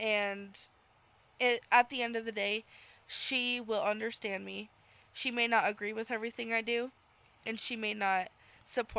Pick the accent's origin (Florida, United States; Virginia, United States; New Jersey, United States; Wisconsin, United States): New Jersey, United States; moved away; We're from Jersey. Me, my mom, and my dad we're all three from Jersey. My brother's from here. He's a native.